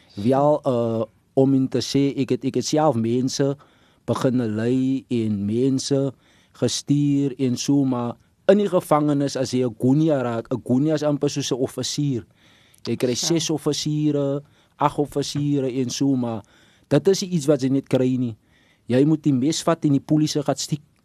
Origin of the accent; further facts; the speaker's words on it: Stellenbosch, Western Cape, South Africa; ek het groot geword in Stellenbosch, dan Ida's Vallei Premier.